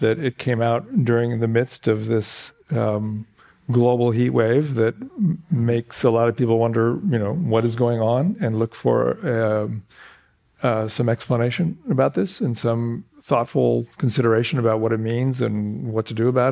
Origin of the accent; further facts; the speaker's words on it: Sunnyvale, California, United States; moved away; also born or lived in Palo Alto; I was born in Palo Alto Hospital, the old Palo Alto Hospital, for those of you who know the distinction. And I grew up in Sunnyvale